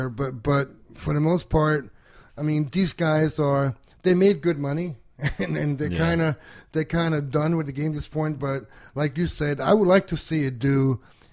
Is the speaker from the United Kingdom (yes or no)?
no; Denmark; now in United States; I grew up overseas